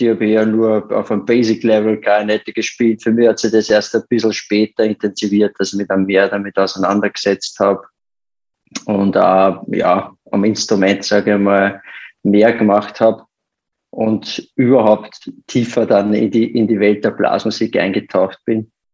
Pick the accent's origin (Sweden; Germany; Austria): Austria; bei uns in Österreich